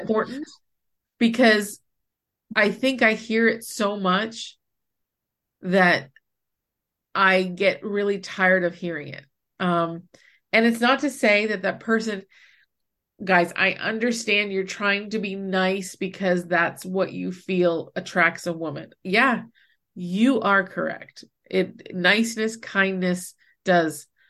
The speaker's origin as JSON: {"language": "English", "region": "New Hampshire", "country": "United States", "tie": "born or raised there", "also_born_or_lived": "Baltimore, Maryland", "said": "I moved away from New Hampshire for a year to live with my dad in Maryland, in Baltimore"}